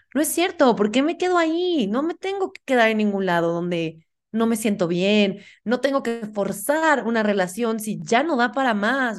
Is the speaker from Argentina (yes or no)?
no; Puebla, Mexico; now in Mexico City, Mexico; vivo en Ciudad de México, pero yo soy de Puebla